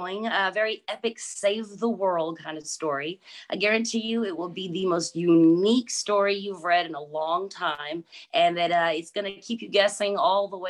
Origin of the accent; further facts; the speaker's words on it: Texas, United States; I am from Texas. I'm born and raised, so yes, definitely a Texas girl.